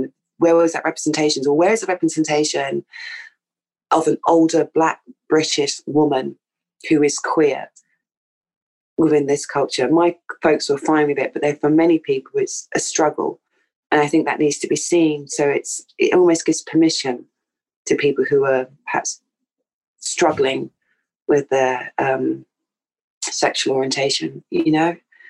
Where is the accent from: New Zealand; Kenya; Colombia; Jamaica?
Jamaica; Yeah. We're from Jamaica.